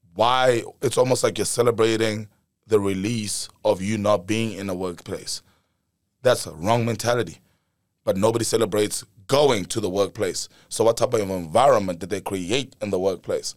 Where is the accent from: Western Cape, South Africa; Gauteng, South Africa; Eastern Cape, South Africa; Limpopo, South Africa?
Gauteng, South Africa; Pretoria; Born and raised in South Africa, Pretoria, right in the heart of it.